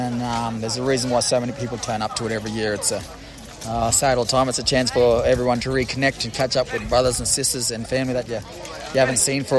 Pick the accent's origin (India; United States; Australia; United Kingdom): Australia; Queensland; Obviously, not Koori, but I'm Murray, but I'm from Queensland.